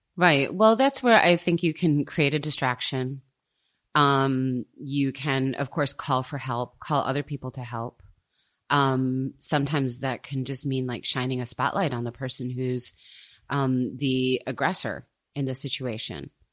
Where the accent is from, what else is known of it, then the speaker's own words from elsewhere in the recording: United States; now in Germany; I'm American